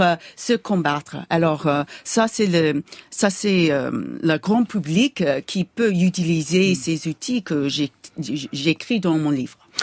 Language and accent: French; United States; accent: American; French is a second language; mon accent américain